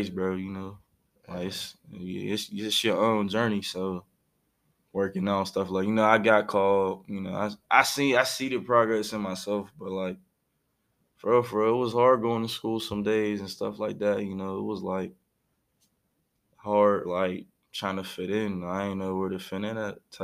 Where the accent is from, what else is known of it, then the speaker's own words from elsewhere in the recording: Pittsburgh, Pennsylvania, United States; born and raised in Pittsburgh, you know, moved around the city your whole life